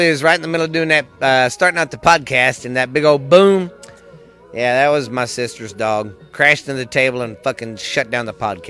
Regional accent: Texas, United States; I don't try to be that cocky as a Texan

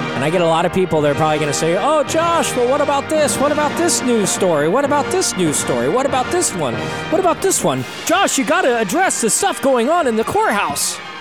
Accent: United States; as American citizens

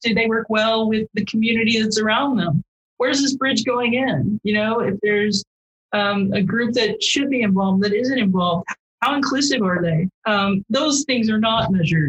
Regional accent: Midwest, United States; I grew up in the Midwest

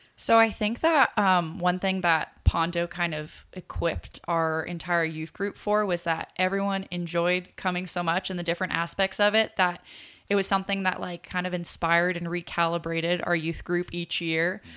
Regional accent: Poway, California, United States; we came with Living Way Church, which is like a church in Poway

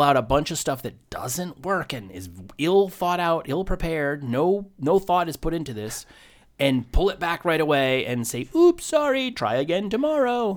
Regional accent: Maine, United States; moved away; I grew up in Maine

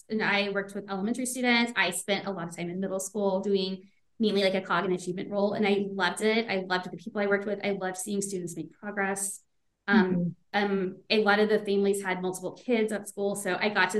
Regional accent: Beaumont, Texas, United States; I grew up in the Beaumont area

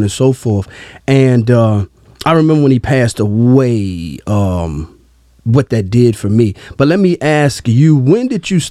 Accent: Fayetteville, North Carolina, United States; I was born in Fayetteville

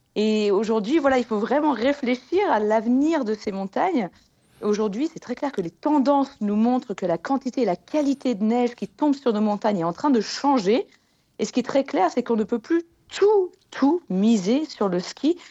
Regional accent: Annecy, Auvergne-Rhône-Alpes, France; je viens d'Annecy en Haute-Savoie

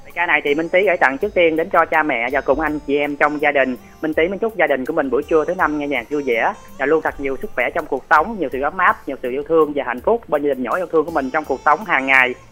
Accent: Ca Mau, Vietnam; quê nhà thành phố Cà Mau

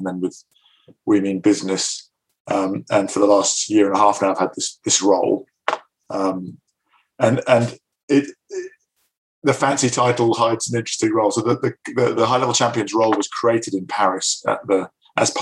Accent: north of Scotland, United Kingdom; moved away; also born or lived in Glasgow; having been brought up in the north of Scotland

